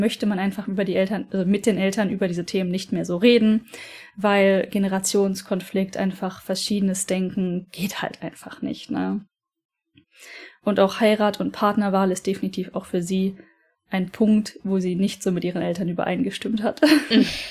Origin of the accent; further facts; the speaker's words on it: Aachen, North Rhine-Westphalia, Germany; moved away as an adult; also born or lived in Norway; now in Japan; dem Standesamt in Aachen in Verbindung gesetzt. Das ist mein Geburtsort